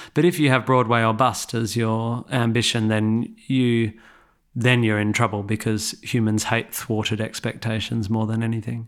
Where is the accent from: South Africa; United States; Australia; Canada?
Australia; Perth, Western Australia; moved away as an adult; now in England; I grew up in Perth